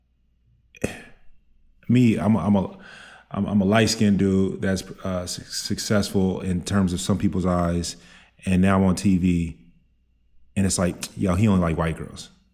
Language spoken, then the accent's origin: English; Dallas, Texas, United States; I'm from Dallas